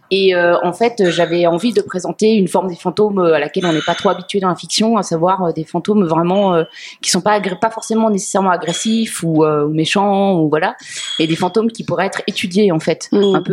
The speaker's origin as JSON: {"language": "French", "country": "Switzerland", "said": "je viens de Suisse."}